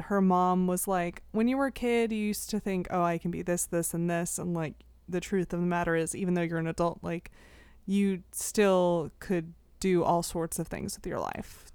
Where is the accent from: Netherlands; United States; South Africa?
United States; as an American